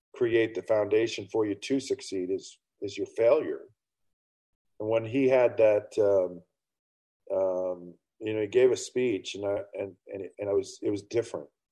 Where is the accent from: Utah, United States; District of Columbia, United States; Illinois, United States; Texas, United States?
Utah, United States; I grew up in Utah County in the state of Utah, 15 minutes from Brigham Young University in the 1980s